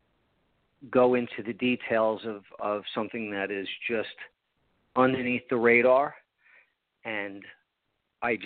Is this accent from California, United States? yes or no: no; Long Island, New York, United States; also born or lived in Port St. Lucie, Florida; now in Vero Beach, United States; I grew up on Long Island, so it reminds me a little New York